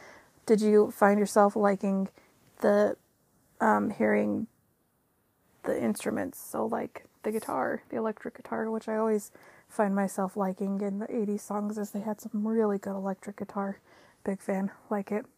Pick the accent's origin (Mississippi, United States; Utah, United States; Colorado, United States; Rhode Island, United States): Utah, United States; I'm from Utah in the United States